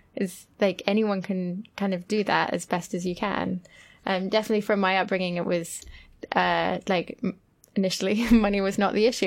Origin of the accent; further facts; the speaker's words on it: France; growing up in France